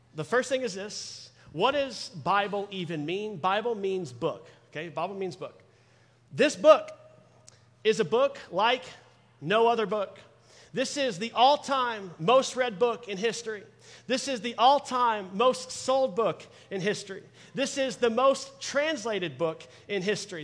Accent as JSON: {"language": "English", "town": "Dallas", "region": "Texas", "country": "United States", "tie": "born or raised there", "said": "I'm born and raised in Dallas"}